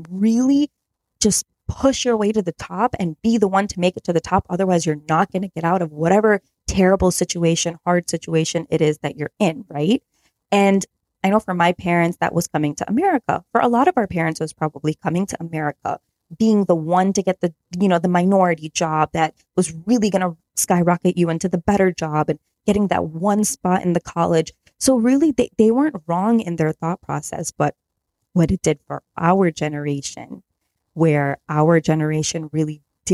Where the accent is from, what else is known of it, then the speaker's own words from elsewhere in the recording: Chicago suburbs, Illinois, United States; I grew up in the Chicago suburbs